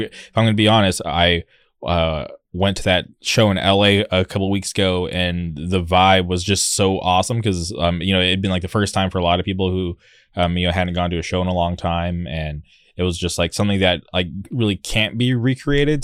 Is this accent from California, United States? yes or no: yes; Southern California, United States; I've lived in Southern California my whole life